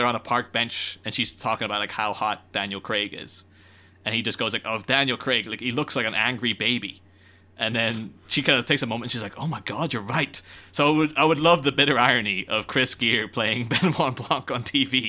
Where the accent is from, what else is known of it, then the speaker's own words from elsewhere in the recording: Ireland; growing up in Ireland and then getting English television